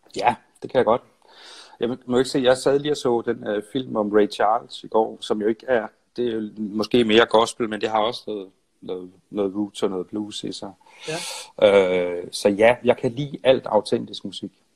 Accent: Nyborg, Southern Denmark, Denmark; moved away as an adult; also born or lived in Odense / Copenhagen; jeg er fra Nyborg og flyttede ja. til København

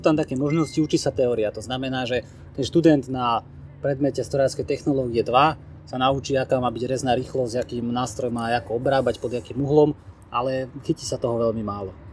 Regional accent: Dubnica nad Váhom, Trenčín Region, Slovakia; Ja som pochádzam z Dubnice nad Váhom a tam teda veľká ťažká strojarina, tanky, veci proste, buldozery, žeriavy, hej. A toto všetko proste som v tom vyrastal

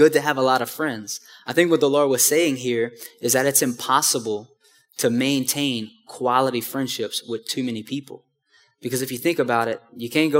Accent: Houma, Louisiana, United States; moved away; back in my hometown in Houma

